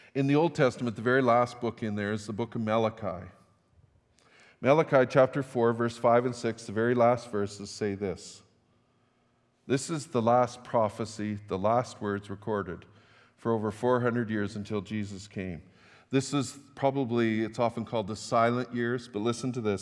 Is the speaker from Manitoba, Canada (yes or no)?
no; Fort St. John, British Columbia, Canada; moved away as an adult; also born or lived in Tumbler Ridge / Saskatchewan; now in Grande Prairie, Canada; I grew up in Fort Saint John, pastored in Tumbler Ridge